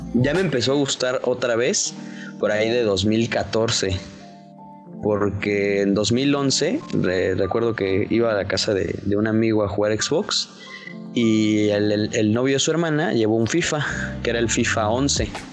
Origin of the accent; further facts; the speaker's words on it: Toluca, State of Mexico, Mexico; Yo soy de Toluca